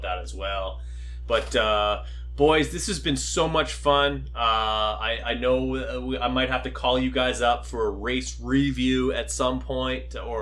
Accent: Canada

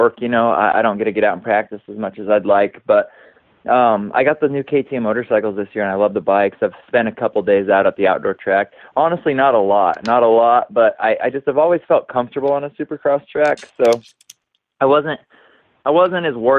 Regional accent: Boise, Idaho, United States; growing up in Boise

